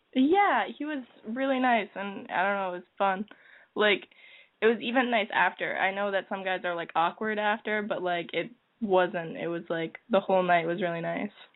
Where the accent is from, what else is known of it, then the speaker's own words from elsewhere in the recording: New Hampshire, United States; I'm from New Hampshire